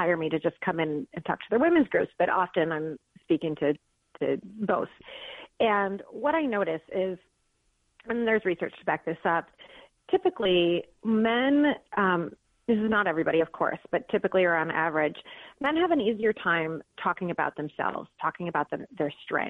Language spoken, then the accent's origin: English; Detroit, Michigan, United States; moved away as an adult; also born or lived in Philadelphia; I was just born and raised in Detroit